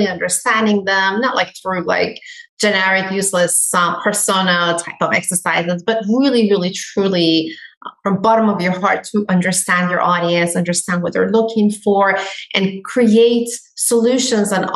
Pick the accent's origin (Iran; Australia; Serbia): Iran; now in United States; I am Iranian. I come from Iran.